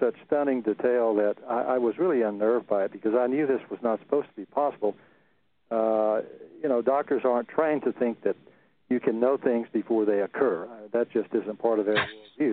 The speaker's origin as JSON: {"language": "English", "region": "central Texas", "country": "United States", "tie": "born or raised there"}